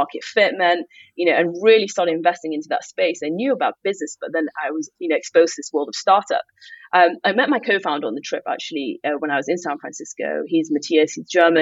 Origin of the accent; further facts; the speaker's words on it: Manchester, North West England, United Kingdom; moved away as an adult; also born or lived in London; I grew up in Manchester